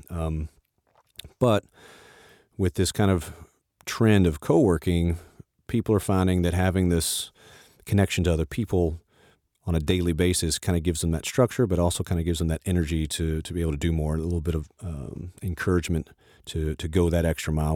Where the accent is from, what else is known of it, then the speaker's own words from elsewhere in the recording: the South, United States; I grew up in the South, and my mother was the minister of music at our church